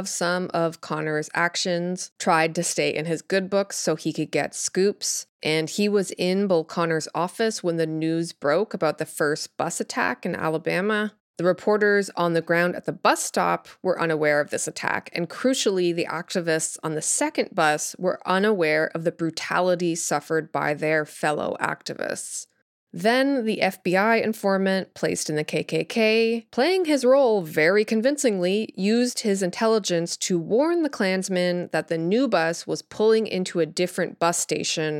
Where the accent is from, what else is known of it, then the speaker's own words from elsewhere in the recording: Canada; I grew up in Canada